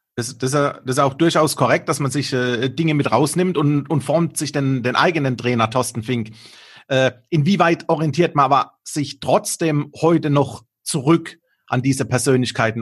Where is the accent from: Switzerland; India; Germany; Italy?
Germany; Karlsruhe, Mannheim, Heidelberg region, Baden-Württemberg; accent: Baden; ich komme aus der Region Karlsruhe, Mannheim, Heidelberg